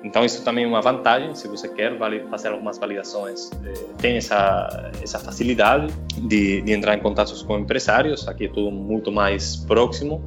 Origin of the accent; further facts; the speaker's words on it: Spain; Portuguese is a second language; moved away as an adult; also born or lived in Fortaleza, Brazil; now in Teresina, Brazil; Pelo meu sotaque, eu acho que já dá para perceber que, que não sou brasileiro. Sou da, da Espanha, eu levo quase seis anos morando no Brasil